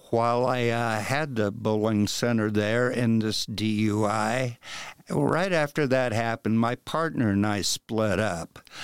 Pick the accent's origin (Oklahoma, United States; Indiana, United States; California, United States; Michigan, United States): Indiana, United States; Wabash; moved away; the bowling alley that I worked at when I was a kid back in Wabash